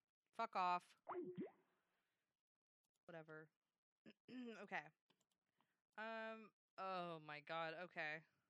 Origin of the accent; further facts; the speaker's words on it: Iowa, United States; I'm from Iowa. Originally.